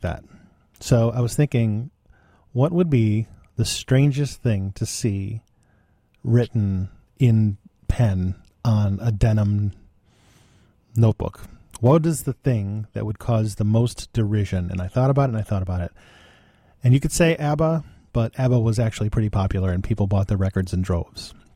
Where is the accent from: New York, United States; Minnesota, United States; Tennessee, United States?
New York, United States; West Seneca; I was from West Seneca